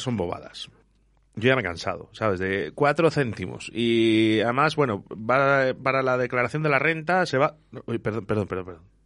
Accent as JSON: {"language": "Spanish", "region": "Basque Country", "country": "Spain", "moved": "yes", "said": "yo vengo de Euskadi"}